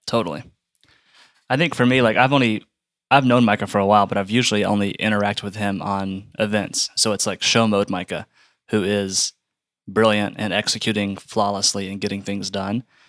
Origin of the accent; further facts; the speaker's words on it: Atlanta, Georgia, United States; so I'm from the Atlanta area. Uh, my wife and I went to North Point, you know, off and on growing up.